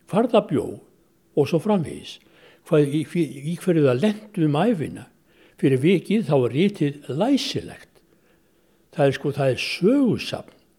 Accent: Reykjavík, Capital Region, Iceland; ég er ættaður úr Þingaðasíslu og, og Þrangovatarsíslu og Hólfslipi Reykjavík

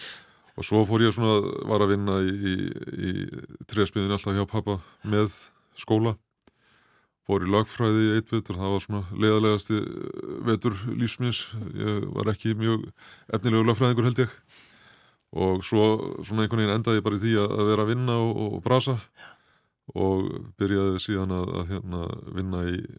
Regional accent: Seljahverfi, Capital Region, Iceland; Við áttum heim upp í Selja okkur þegar ég var krakki

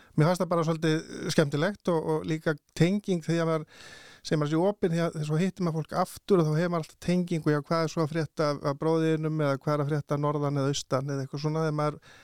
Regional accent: Bolungarvík, Westfjords, Iceland; á þessum aldri þegar ég er alast upp í Bólungarvík

